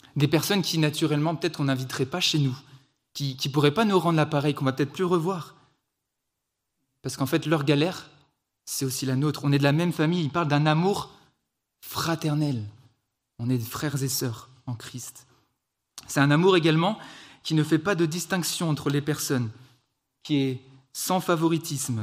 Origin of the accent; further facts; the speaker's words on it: France; also born or lived in Switzerland; je suis français, on est en Suisse